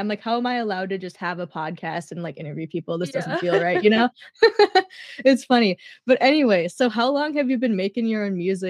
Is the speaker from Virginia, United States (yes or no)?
no; Minnesota, United States; I'm from Minnesota.